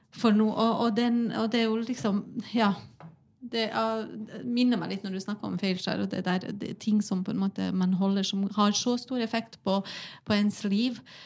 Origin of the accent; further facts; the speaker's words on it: Bosnia & Herzegovina; now in Norway; jeg kommer jo opprinnelig fra Bosnia